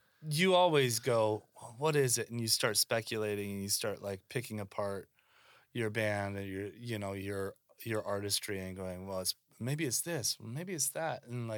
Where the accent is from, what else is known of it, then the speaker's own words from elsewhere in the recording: Pacific Northwest, United States; we're punk kids from the Northwest.